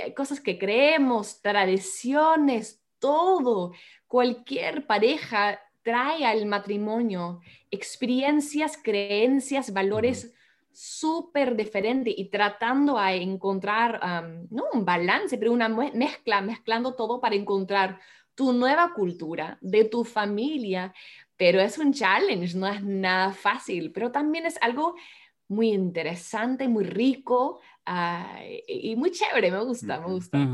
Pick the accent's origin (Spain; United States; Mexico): United States; Spanish is a second language; moved away as an adult; now in Peru; los dos somos ah, de los Estados Unidos